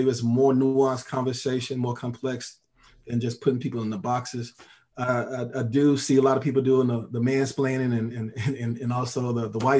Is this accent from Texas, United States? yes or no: yes; Texas, United States; I come from the South, and I've seen some of those things a lot, and experienced some of that as well, growing up